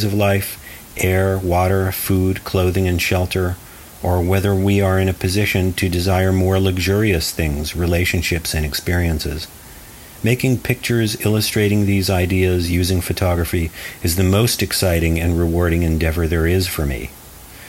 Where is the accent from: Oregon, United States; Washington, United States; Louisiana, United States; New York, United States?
Oregon, United States; Portland; also born or lived in Arizona; I made portraits of night performers in my hometown of Portland, Oregon